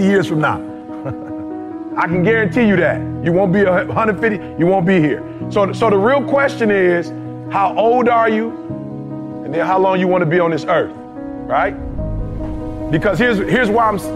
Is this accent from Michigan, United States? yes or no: yes; Detroit, Michigan, United States; also born or lived in Chicago; I'm from Chicago originally, grew up in Detroit